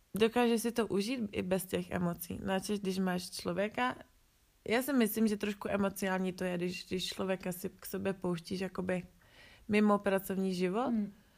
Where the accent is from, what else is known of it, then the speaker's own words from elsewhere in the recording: Czechia; tohle s tom my v Čechách nemáme